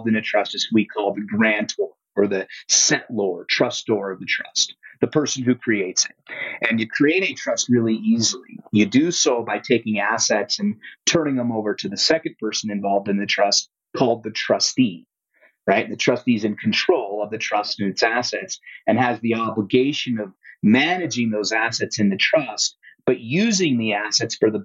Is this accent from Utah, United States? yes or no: yes; Utah, United States; Utah, my home state.